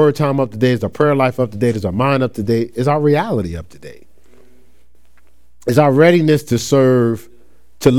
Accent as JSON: {"language": "English", "town": "Newark", "region": "New Jersey", "country": "United States", "moved": "as an adult", "lives_now": "Ohio, United States", "said": "I'm from Newark, New Jersey."}